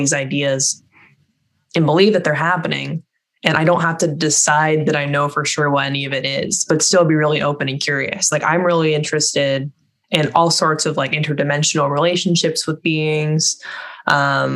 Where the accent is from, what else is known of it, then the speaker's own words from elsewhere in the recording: California, United States; I grew up in California